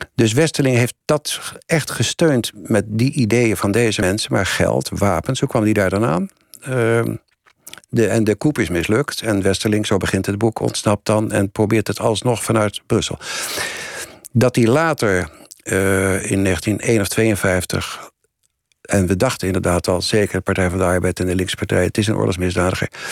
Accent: Netherlands; ik ben een Nederlander

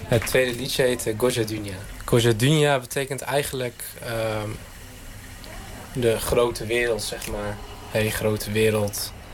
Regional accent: Arnhem, Gelderland, Netherlands; ik kom uit Arnhem en ik speel in de band …

